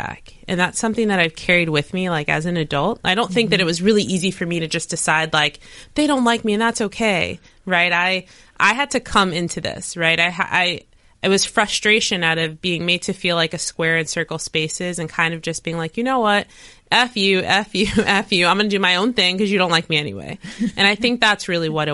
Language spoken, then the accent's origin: English; Maplewood, United States; born or raised there; moved away